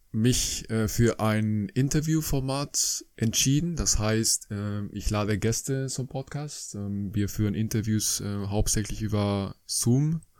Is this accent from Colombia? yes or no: yes; Colombia; now in Germany; ich komme aus Kolumbien ursprünglich, ein schönes Land ähm, am Norden von Südamerika. Ich kam nach Deutschland in 2003